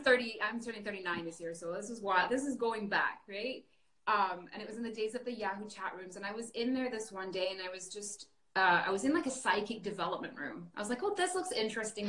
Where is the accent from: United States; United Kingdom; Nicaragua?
United Kingdom; north of England; now in Canada; I was born and raised in a very small town in England, um, the north of England